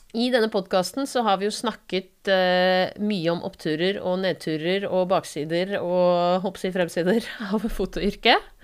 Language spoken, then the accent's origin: Norwegian; Asker, Akershus, Norway; moved away as an adult; now in Bergen, Norway; Jeg er fra Asker, men har bodd i Bergen i eh, ja, snart 15 år.